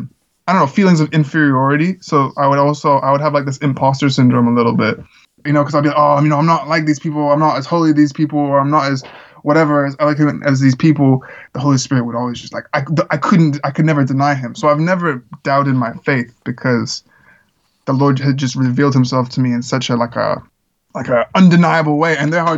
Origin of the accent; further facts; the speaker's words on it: Czechia; I grew up in the Czech Republic where there was a lot of like American missionaries, and my family and I weren't missionaries.